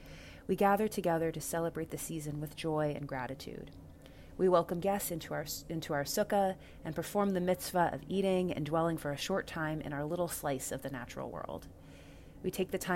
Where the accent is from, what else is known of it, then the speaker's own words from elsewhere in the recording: Dallas, Texas, United States; moved away; Dallas, Texas, my hometown